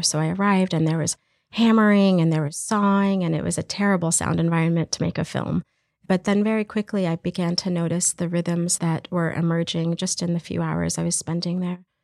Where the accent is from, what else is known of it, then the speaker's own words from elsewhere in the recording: Texas, United States; moved away as an adult; also born or lived in Iraq; now in Canada; Grew up in Texas, and I'm a filmmaker and artist